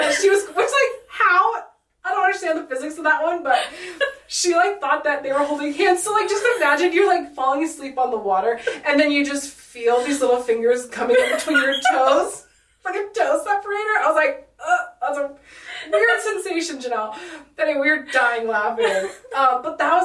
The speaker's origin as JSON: {"language": "English", "town": "San Diego", "region": "California", "country": "United States", "tie": "born or raised there", "said": "We grew up in San Diego together"}